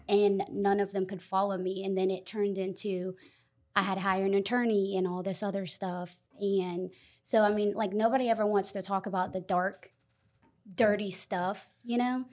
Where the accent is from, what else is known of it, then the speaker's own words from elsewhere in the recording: Lexington, South Carolina, United States; I was raised in Lexington